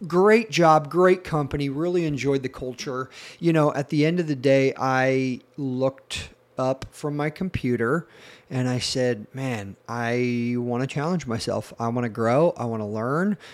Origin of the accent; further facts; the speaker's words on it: Battle Ground, Washington, United States; also born or lived in Tennessee; I grew up here in Washington State, a little town called Battleground, which is north of Portland, Oregon, and spent most of my childhood there